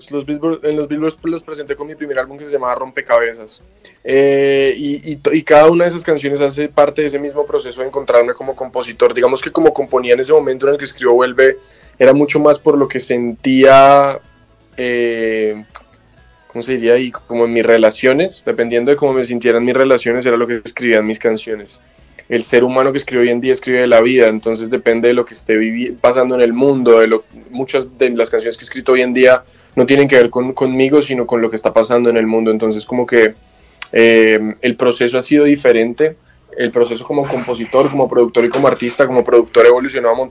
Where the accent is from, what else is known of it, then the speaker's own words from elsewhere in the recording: Colombia; de aquí han salido pues muchas de las músicas tradicionales que tenemos nosotros como colombianos.